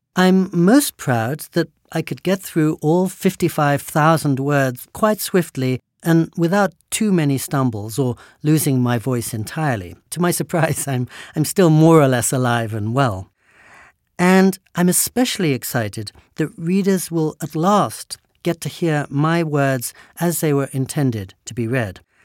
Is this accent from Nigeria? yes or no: no; England, United Kingdom; I was born and raised in England